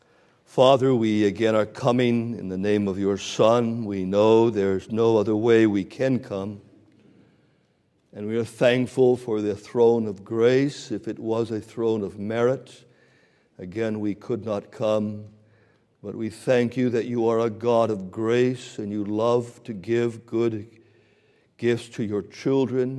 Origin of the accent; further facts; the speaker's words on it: Canada; now in Canton, United States; I used to kind of brag that I'm a Canadian, but a couple of months ago, I became an American